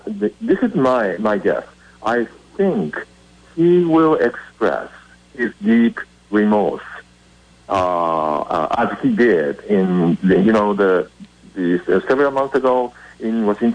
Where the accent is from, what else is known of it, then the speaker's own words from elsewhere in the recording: Japan; Actually, I'm from Japan.